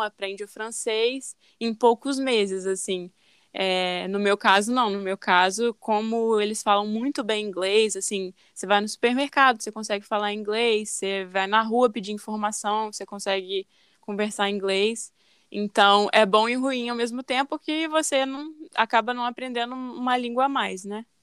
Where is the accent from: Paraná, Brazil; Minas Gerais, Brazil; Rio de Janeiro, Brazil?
Minas Gerais, Brazil; moved away as an adult; now in Netherlands; Eu sou de Minas Gerais, de uma cidade bem pequena